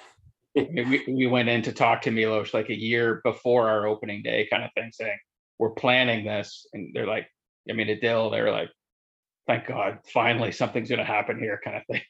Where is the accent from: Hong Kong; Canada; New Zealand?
Canada; Delaware, Ontario; also born or lived in London, Ontario; I grew up out in Delaware, but went to high school here